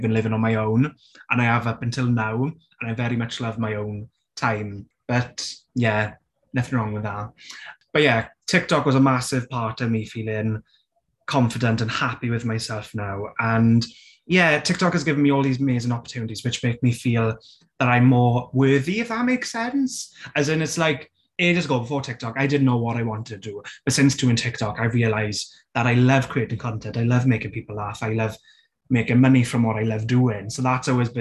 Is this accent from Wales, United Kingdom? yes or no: yes; South Wales Valleys, United Kingdom; accent: Welsh; I grew up in the South Wales Valleys